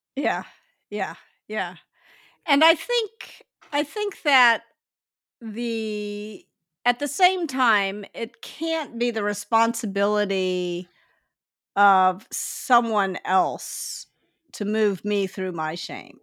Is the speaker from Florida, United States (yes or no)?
no; Memphis, Tennessee, United States; now in Palo Alto, United States; I grew up in Memphis, which is yep. a city that's 60% black